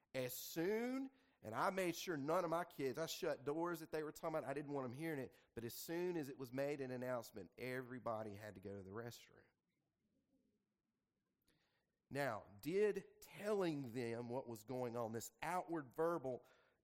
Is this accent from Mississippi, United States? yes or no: yes; the Delta, Mississippi, United States; moved away; also born or lived in Jackson, Mississippi; I was born and raised in the Delta